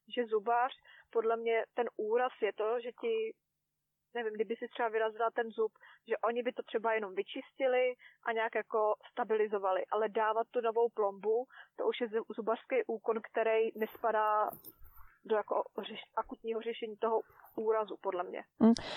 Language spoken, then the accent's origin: Czech; Czechia; moved away as an adult; now in New Zealand; jsme Češi šetřilci